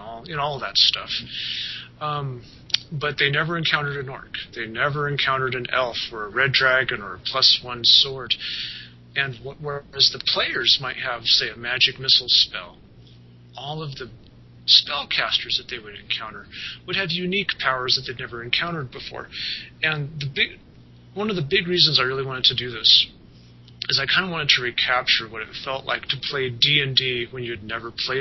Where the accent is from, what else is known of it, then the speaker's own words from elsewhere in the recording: Colorado Mountains, United States; I grew up in the Colorado Mountains